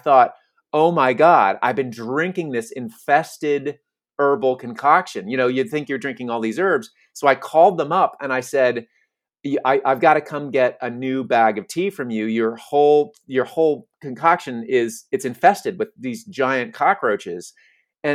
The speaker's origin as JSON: {"language": "English", "region": "California", "country": "United States", "said": "being a Californian"}